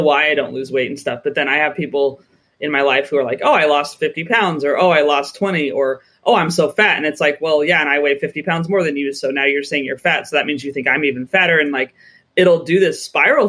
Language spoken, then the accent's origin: English; United States; moved away as an adult; now in United Kingdom; as an American